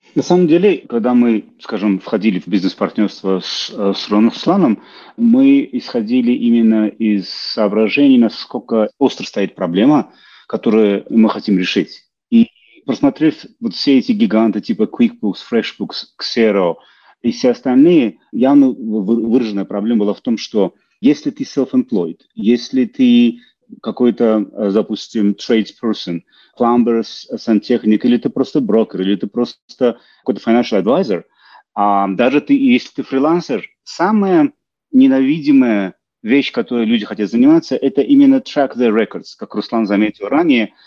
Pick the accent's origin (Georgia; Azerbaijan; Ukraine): Azerbaijan; Baku; moved away as an adult; now in Calgary, Canada; я родом из Баку, Азербайджана